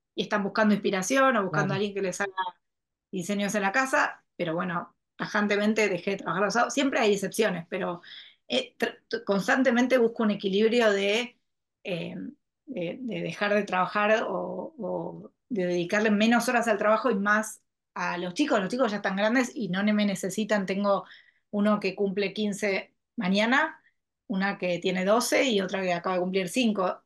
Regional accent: Argentina; tuve una historia que me fui fuera de la Argentina y elegí volver

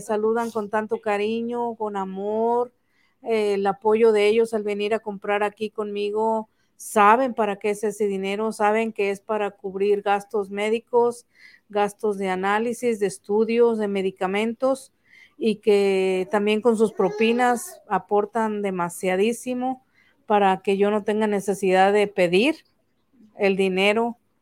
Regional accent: Tampico, Tamaulipas, Mexico; Soy de Tampico, originaria de un rancho del río Tamesí.

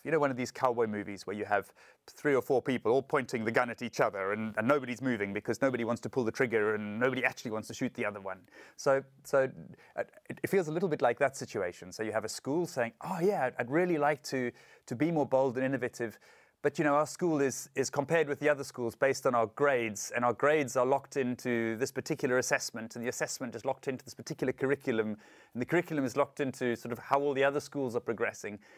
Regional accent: South Africa; I'm from South Africa

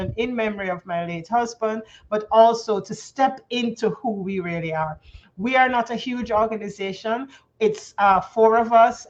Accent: Jamaica; accent: Jamaican; moved away as an adult; now in Canada; I'm Jamaican by birth, folks, and I've lived in Canada going on now 21 years. So sometimes you're going to hear a little of the Jamaican drop.

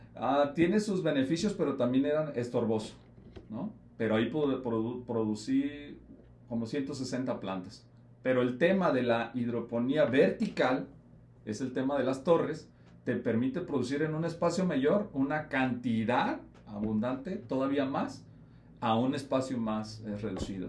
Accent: Jalisco, Mexico; Yo soy de Jalisco

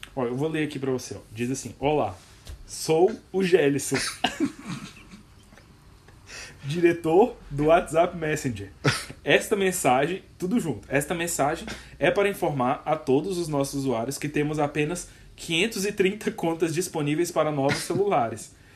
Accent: Goiás, Brazil; eu não cresci em Brasília, eu cresci no Goiás

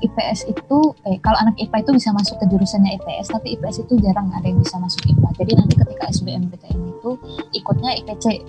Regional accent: Wonosobo, Central Java, Indonesia; born or raised there; moved away as an adult; also born or lived in Kalimantan; now in Yogyakarta, Indonesia

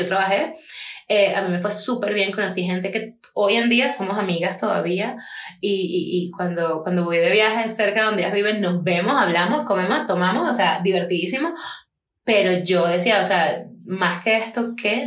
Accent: Punto Fijo, Falcón, Venezuela; moved away as an adult; now in Medellín, Colombia; yo soy de punto fijo, yo soy de Falcón, específicamente de punto fijo

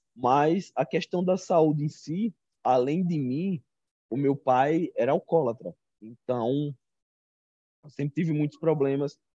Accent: Arapiraca, Alagoas, Brazil; eu sou do interior de Alagoas, de uma cidade chamada Arapiraca, a terra do fumo

